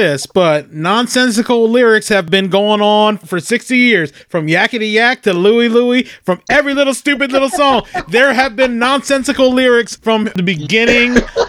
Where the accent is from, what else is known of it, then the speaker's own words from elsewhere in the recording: Salisbury, Maryland, United States; I grew up in Salisbury, so I would hear Froggy 99.9 on the bus instead of OC-104.